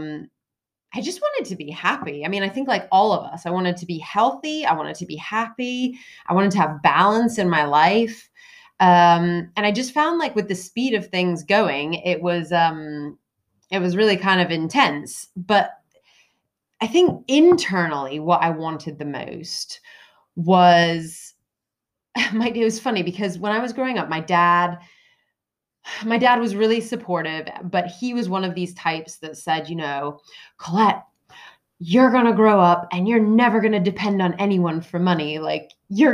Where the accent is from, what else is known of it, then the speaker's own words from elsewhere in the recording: United States; moved away as an adult; now in United Kingdom; I grew up in the States. I've moved to the UK when I fell in love, of course, with the British man after I went to college.